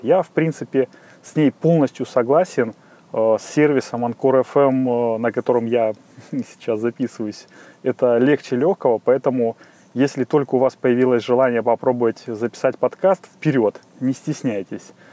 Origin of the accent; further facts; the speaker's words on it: Saint Petersburg, Russia; из Санкт-Петербурга